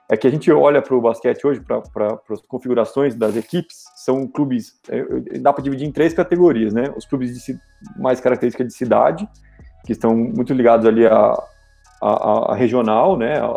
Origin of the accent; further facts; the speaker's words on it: Rio Claro, São Paulo, Brazil; Eu sou de Rio Claro, né? Estou em Rio Claro hoje.